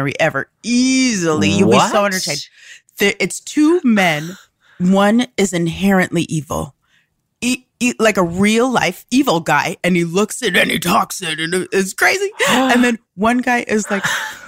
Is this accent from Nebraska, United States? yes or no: yes; Omaha, Nebraska, United States; moved away; also born or lived in Chicago / Amsterdam / Denver / Los Angeles; I grew up in Omaha, Nebraska, and then I moved to Chicago to learn how to improvise.